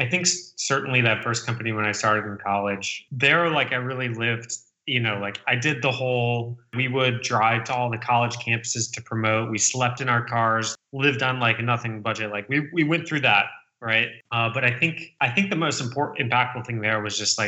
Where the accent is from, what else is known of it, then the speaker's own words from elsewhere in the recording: about a half hour outside of Detroit, Michigan, United States; moved away as an adult; also born or lived in Chicago / Boston; I was born and raised in Michigan, about a half hour outside of Detroit. Grew up there my whole life